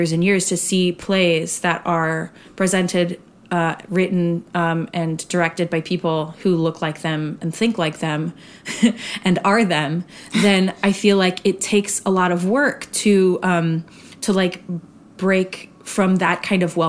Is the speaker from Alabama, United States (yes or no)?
no; Arizona, United States; I grew up in Arizona.